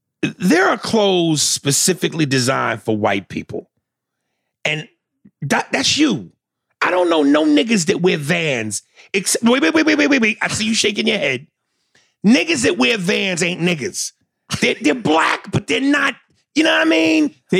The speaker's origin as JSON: {"language": "English", "region": "New York", "country": "United States", "said": "I am from New York."}